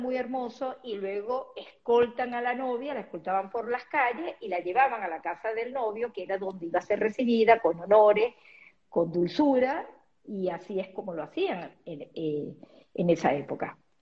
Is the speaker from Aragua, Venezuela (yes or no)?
no; Caracas, Capital District, Venezuela; moved away; also born or lived in Tetouan, Morocco; llegando nosotros a Venezuela, lo primero es que me ponen en el Colegio eh, Moral y Luce del Este, la quinta pequeña que estaba en la castellana